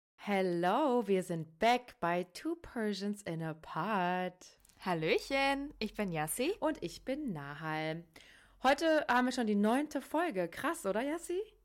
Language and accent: German; Hesse, Germany; ich komme ja aus Hessen